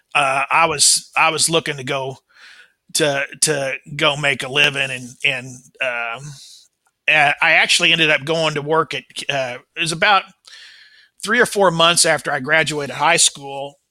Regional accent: Kansas City, Missouri, United States; I was born in uh, 1959 in Kansas City, Missouri. Um, this is my hometown

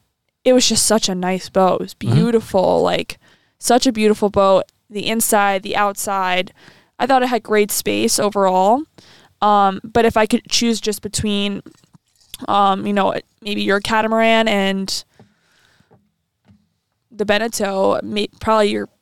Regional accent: East Coast, United States; Okay, I'm just talking about I'm from the East Coast.

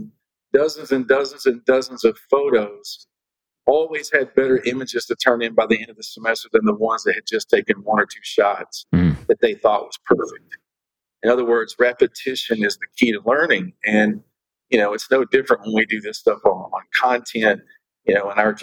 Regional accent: Oklahoma, United States; I grew up in Oklahoma, so we were next to the Dallas Cowboys

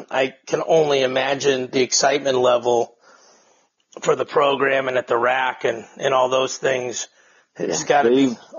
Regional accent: St. Louis, Missouri, United States; I'm from St. Louis and I'm proud to be from St. Louis.

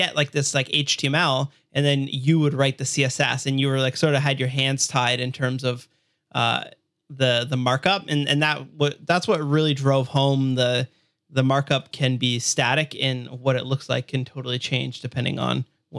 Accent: Hamilton, Ontario, Canada; So I'm from Hamilton, Burlington, Toronto area. It's in Ontario, Canada.

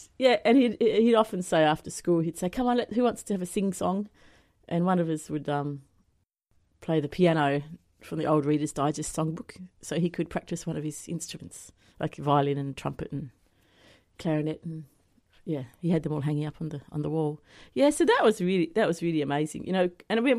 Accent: Devonport, Tasmania, Australia; moved away as an adult; Yeah, that's right. Yeah, I grew up there in Devonport, and then I left when I was 18 and gallivanted around for 31 years, and then last December, about 5 months ago, I moved back.

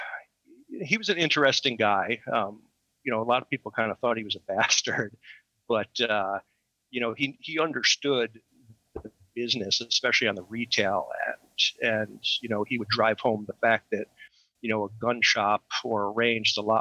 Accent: New York City, New York, United States; I grew up in New York City

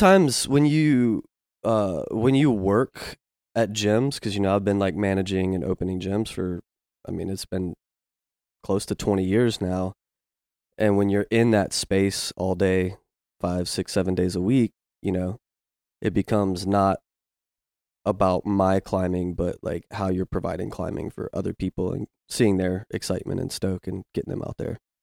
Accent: Virginia, United States; now in Memphis, United States; I grew up in Virginia

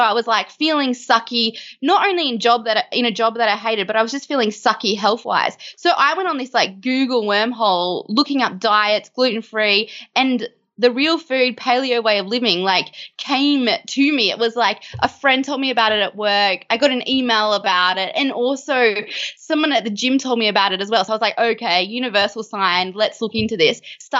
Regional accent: Canberra, Australian Capital Territory, Australia; Well, we actually both grew up in Canberra

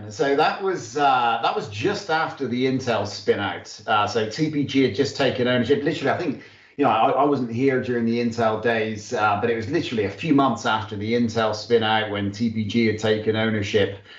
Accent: United Kingdom; moved away; also born or lived in Australia / Singapore; I'm actually British.

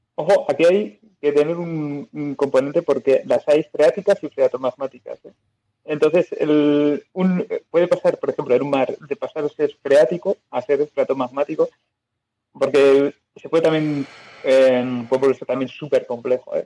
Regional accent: Biscay, Basque Country, Spain; yo soy de Vizcaya

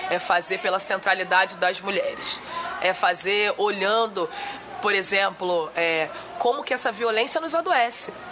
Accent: Rio de Janeiro, Brazil; Sou da Maré, acho que mulheres negras são subrepresentadas na política.

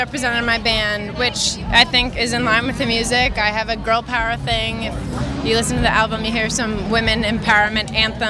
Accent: Oklahoma, United States; moved away as an adult; now in Nashville, United States; I am from Oklahoma, yeah. Been in Nashville about 5 years.

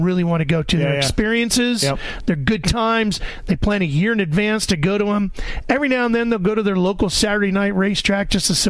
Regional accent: Sacramento, California, United States; I grew up in Sacramento.

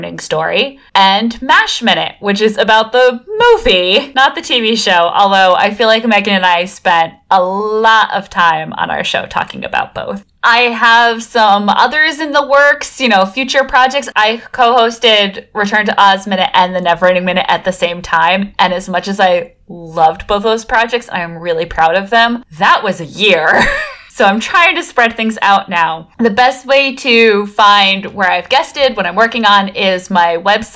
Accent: United States; I grew up on Long Island Sound

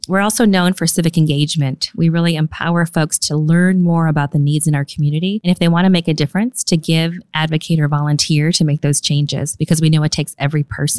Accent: Tampa, Florida, United States; born there; also born or lived in Germany / Okinawa, Japan; I'm a military kid. I grew up all over the place. My dad was in the Air Force and met my mom in Taiwan. Born in Tampa, Florida, on MacDill Air Force Base.

